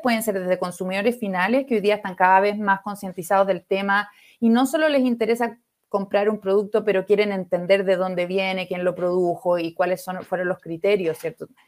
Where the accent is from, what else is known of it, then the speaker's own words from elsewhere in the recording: Viña del Mar, Valparaíso, Chile; Chilena, de Viña, de donde soy yo